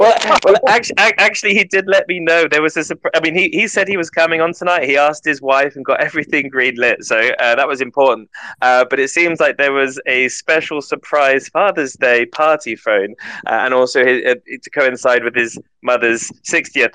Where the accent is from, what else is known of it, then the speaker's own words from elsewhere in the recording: United Kingdom; I am British, so I didn't learn a second language uh, in the school